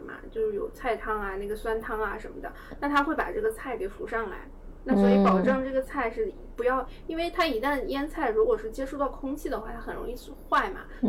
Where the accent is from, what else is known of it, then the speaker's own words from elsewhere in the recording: North China, China; 南方人努力吧，就是我们北方人比较懒，就找一块大石头